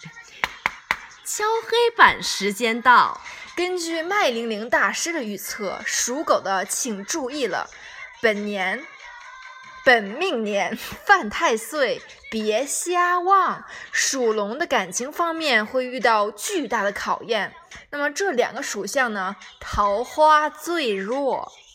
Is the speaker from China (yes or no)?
yes; Fujian, China; moved away; 作为福建人的我